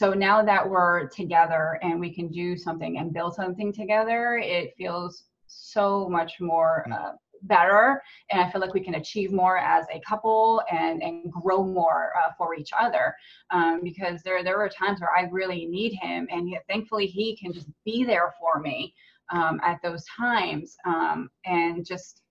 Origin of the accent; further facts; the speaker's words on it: New Jersey, United States; moved away as an adult; also born or lived in Tennessee / Jacksonville, Florida; now in Florida, United States; I was born and raised in New Jersey